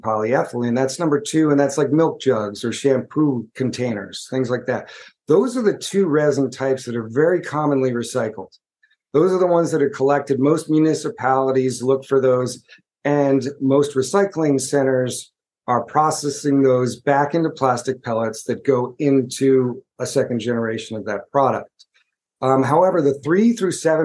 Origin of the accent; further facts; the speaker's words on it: United States; I'm from the United States. I live just outside of New York City